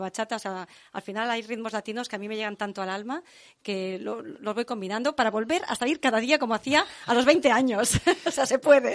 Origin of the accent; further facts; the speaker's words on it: Tarragona, Catalonia, Spain; En Tarragona, que mis orígenes son de Tarragona